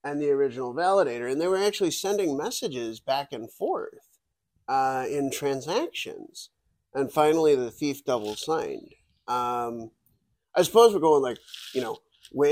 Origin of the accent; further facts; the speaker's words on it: Buffalo, New York, United States; I'm from Buffalo, New York